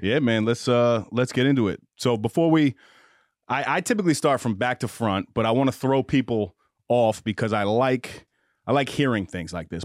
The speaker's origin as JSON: {"language": "English", "town": "Mount Vernon", "region": "New York", "country": "United States", "tie": "born or raised there", "said": "I played basketball growing up in Mount Vernon"}